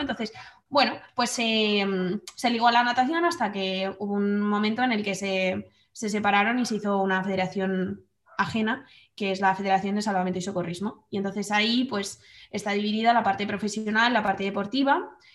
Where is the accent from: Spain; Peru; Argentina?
Spain; Madrid, Community of Madrid; moved away as an adult; now in Guadalajara, Spain; soy de Madrid y ahora mismo vivo en Guadalajara